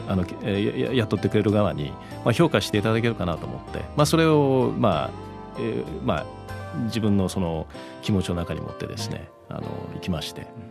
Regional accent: Miyakojima, Okinawa, Japan; moved away as an adult; also born or lived in Tokyo, Japan; now in Gold Coast, Australia; 沖縄出身

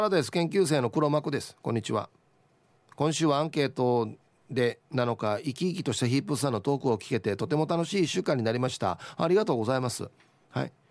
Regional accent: Naha, Okinawa, Japan; 自分は那覇出身なんだけどあ那覇の首里出身なんだけど

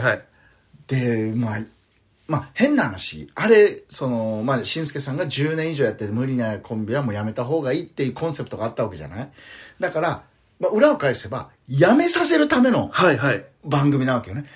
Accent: Okinawa, Japan; accent: Okinawan; moved away as an adult; also born or lived in Tokyo; あ僕沖縄なんですけどね

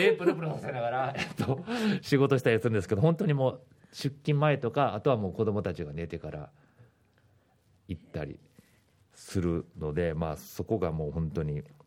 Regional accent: Osaka, Japan; moved away as an adult; now in Okinawa, Japan; 出身は大阪なんですけれども

